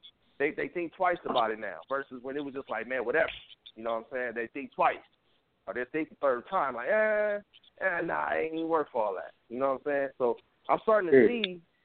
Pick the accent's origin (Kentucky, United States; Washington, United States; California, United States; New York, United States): California, United States; Compton; I'm from Compton, so... From the Compton side